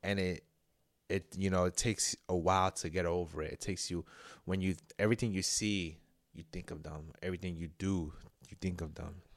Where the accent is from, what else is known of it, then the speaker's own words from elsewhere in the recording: New York, United States; I'm a New Yorker